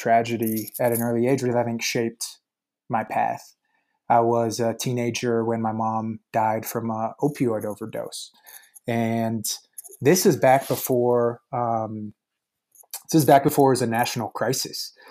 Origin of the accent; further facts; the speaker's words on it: Arvada, Colorado, United States; I grew up in Arvada, Colorado, which is a suburb of Denver